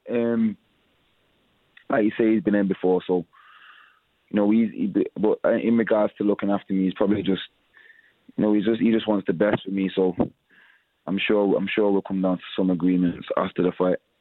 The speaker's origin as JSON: {"language": "English", "country": "United Kingdom", "said": "We're all from Britain"}